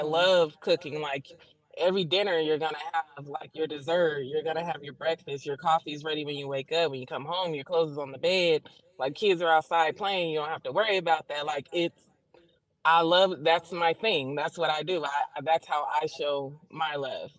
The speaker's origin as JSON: {"language": "English", "town": "San Bernardino", "region": "California", "country": "United States", "tie": "born or raised there", "accent": "southern", "said": "I'm in San Bernardino, about 30 minutes outside"}